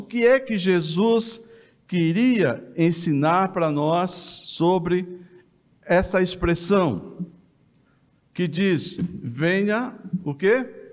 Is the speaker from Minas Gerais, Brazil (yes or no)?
yes; Jacuí, Minas Gerais, Brazil; eu sou de Minas Gerais, aqui do sul de Minas, entre Guaxupé e Passos. Tem uma cidade no meio que chama Jacuí.